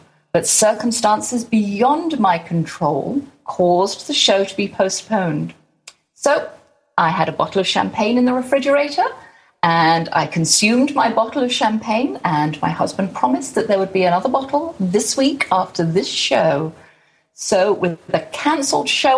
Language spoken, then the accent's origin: English; England, United Kingdom; now in Garland, Texas, United States; I'm from Far East Texas, a little island called England.